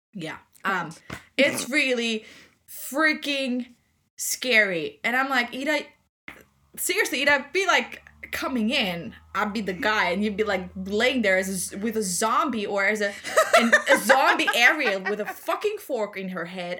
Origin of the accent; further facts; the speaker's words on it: Austria; English is a second language; Austrian like I am